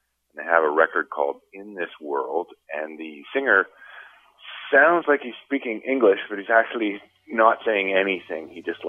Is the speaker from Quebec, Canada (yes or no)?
no; Toronto, Ontario, Canada; I'm from Toronto